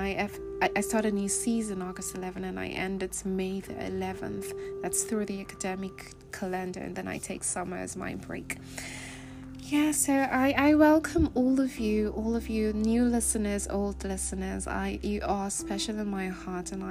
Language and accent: English; Nigeria; moved away; I am Nigerian.